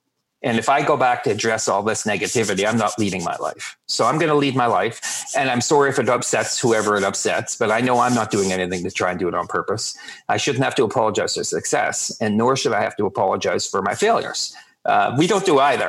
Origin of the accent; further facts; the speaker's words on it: Canada; we're Canadian